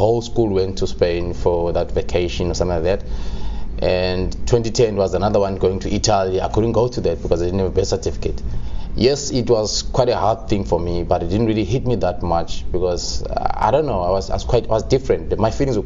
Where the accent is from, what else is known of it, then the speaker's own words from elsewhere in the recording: Qumbu, Eastern Cape, South Africa; moved away; I was born in Qumbu, near Mthatha.